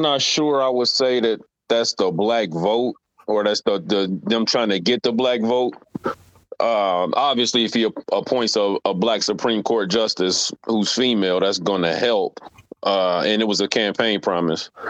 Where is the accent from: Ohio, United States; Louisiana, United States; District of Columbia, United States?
Ohio, United States; Cincinnati; I grew up in Cincinnati